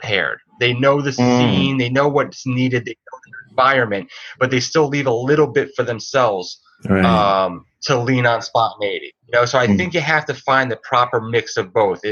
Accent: New Jersey, United States; moved away as an adult; now in Brooklyn, United States; I'm from New Jersey

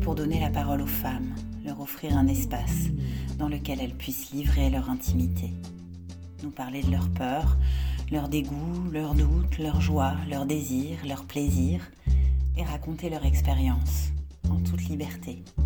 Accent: France; now in Tunisia; Je suis française et j'habite en Tunisie

